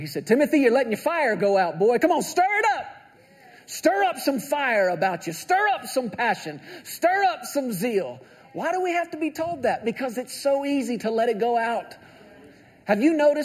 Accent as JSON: {"language": "English", "region": "Texas", "country": "United States", "tie": "born or raised there", "said": "I grew up in Texas"}